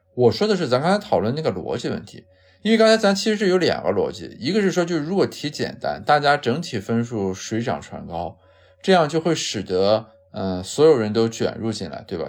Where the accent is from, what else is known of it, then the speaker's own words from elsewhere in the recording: Qingdao, Shandong, China; 咱们家乡青岛